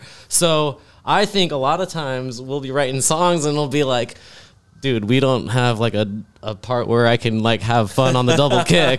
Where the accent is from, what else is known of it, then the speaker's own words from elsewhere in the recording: Columbus, Ohio, United States; Columbus. Yeah, I pretty much grew up in Columbus my whole life almost.